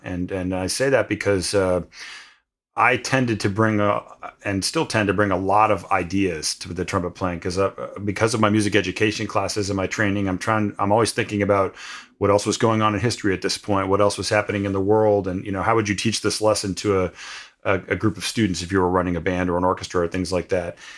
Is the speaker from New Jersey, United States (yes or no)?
yes; New Jersey, United States; where I grew up in New Jersey